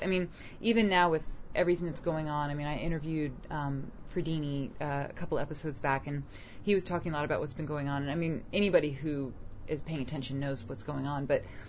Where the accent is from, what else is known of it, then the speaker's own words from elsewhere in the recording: New York City, New York, United States; And I'm from Manhattan.